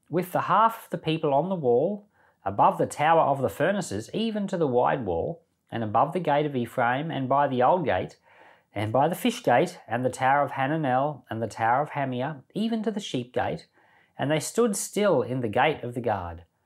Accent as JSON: {"language": "English", "town": "Rockhampton", "region": "Queensland", "country": "Australia", "tie": "born or raised there", "said": "I remember when I was a kid, uh, we grew up in the Salvation Army until I was about ten. And I remember the Salvation Army built an aged care facility right here in Rockhampton"}